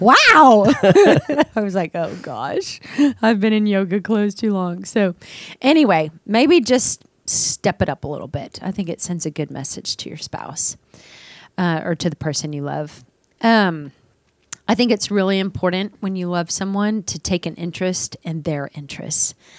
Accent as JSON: {"language": "English", "town": "Dallas", "region": "Texas", "country": "United States", "tie": "born or raised there", "also_born_or_lived": "San Francisco", "moved": "as an adult", "said": "growing up in Dallas, my family, we always dressed up"}